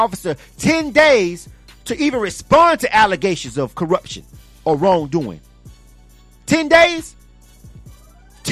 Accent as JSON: {"language": "English", "town": "Panama City", "region": "Florida", "country": "United States", "tie": "born or raised there", "said": "my hometown. Panama City, Florida"}